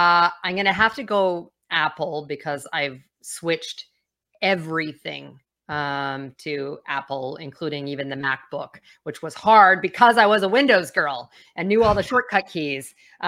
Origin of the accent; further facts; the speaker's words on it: Calgary, Alberta, Canada; I grew up on the west coast of Canada, or Calgary, and so Calgary Flames was my team.